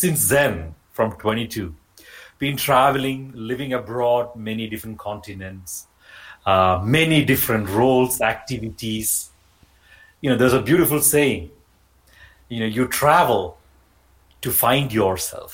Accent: Kerala, India; now in Italy; I was born in India, in Kerala

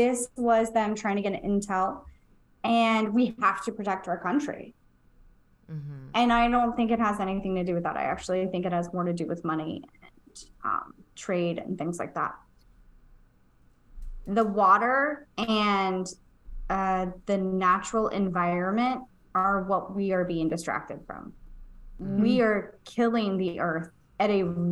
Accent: Florida, United States; I was a little kid, I grew up in Florida, and there were train tracks right by my house

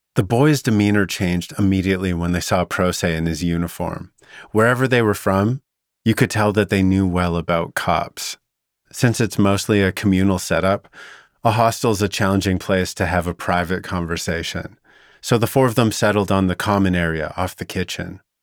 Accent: Vernon, British Columbia, Canada; my hometown was the perfect setting for two boys with something to hide. Vernon's not just a generous town

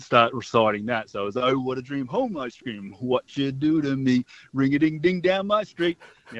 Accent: Queensland, Australia; now in Mawson Lakes, Australia; I'm a Queenslander

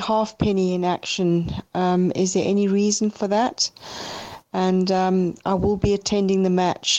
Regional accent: Zimbabwe; I'm sounding like I'm from Africa, which I am

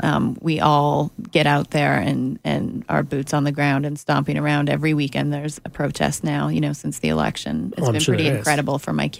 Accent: Canada; moved away as an adult; now in Los Angeles, United States; So actually becoming a writer in the States was I knew realistically not an opportunity that I had as a Canadian unless I broke through somehow.

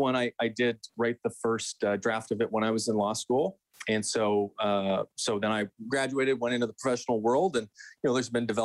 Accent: St. Albert, Alberta, Canada; I'm from here. I grew up outside of Edmonton in St. Albert. So I'm born and bred.

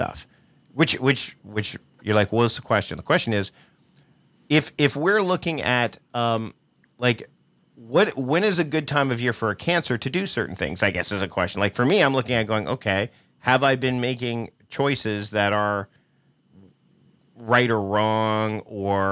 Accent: Hamilton, Ontario, Canada; I was born in Hamilton, Ontario, Canada

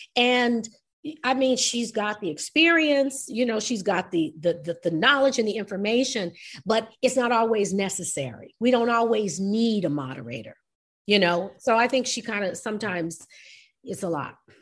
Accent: New York, United States; I'm New York

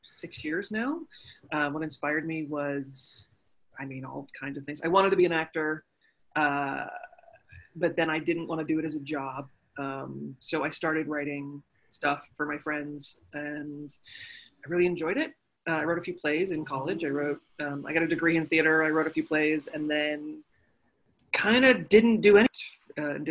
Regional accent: United States; also born or lived in Northern Ohio; And then we moved to Lake Tahoe when I was like 8 or 9

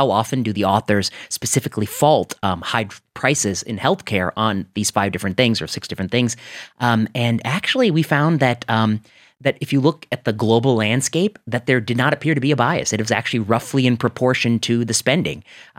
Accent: Cleveland, Ohio, United States; I grew up in Cleveland area

